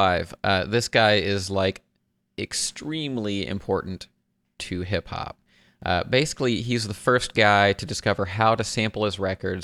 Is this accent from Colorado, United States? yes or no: no; Dayton, Ohio, United States; here in my hometown of Dayton, Ohio